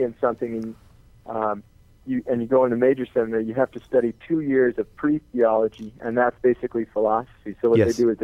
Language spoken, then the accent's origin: English; north of the Twin Cities, Minnesota, United States; I grew up north of the cities here in Minnesota, the Twin Cities, St. Paul, Minneapolis, and up in the woods, kind